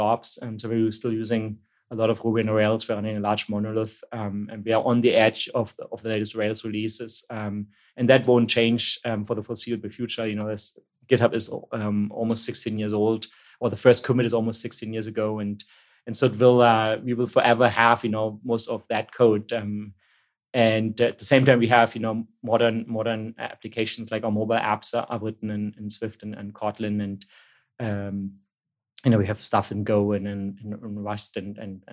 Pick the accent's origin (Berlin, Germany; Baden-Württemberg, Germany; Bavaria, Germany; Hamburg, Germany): Berlin, Germany; also born or lived in Stuttgart; where I grew up in East Berlin, in a suburb called Berlin, Marzahn, during the 80s